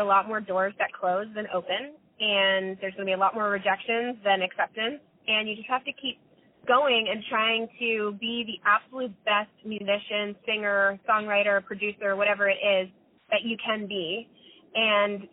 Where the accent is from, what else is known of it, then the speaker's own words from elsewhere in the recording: Florida, United States; moved away as an adult; now in Los Angeles, United States; My mom had driven across country with me, and we're from Florida